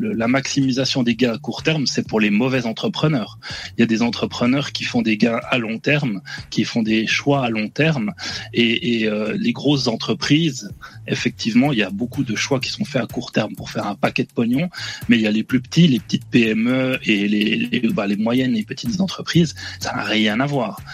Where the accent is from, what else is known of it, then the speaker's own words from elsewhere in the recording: Switzerland; je suis suisse, donc je viens, voilà, je suis d'à côté